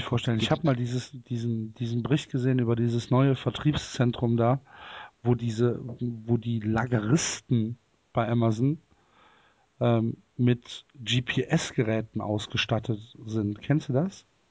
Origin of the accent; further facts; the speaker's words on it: Cologne, North Rhine-Westphalia, Germany; ich komme aus Köln